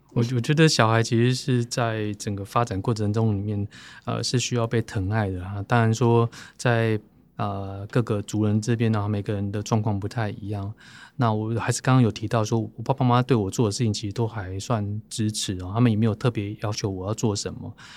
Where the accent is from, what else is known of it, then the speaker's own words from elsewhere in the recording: Taipei, Taiwan; 我在台北长大的时候